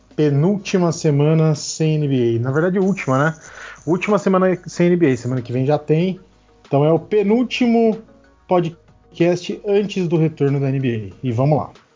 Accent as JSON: {"language": "Portuguese", "country": "Brazil", "said": "eu sou um brasileiro que tenta falar inglês"}